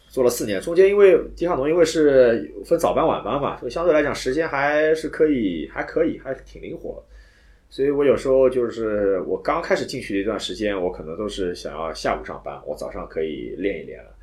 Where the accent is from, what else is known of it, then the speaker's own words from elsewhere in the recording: Shanghai, China; 从小在上海长大没有爬过坡